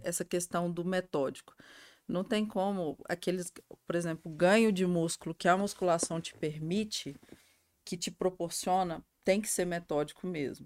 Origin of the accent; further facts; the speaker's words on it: Cristalina, Goiás, Brazil; also born or lived in Minas Gerais; a minha família é de Minas, né? Uh, e a gente mudei para cá muito novinha, uhum. quatro anos. E eu cresci em Cristalina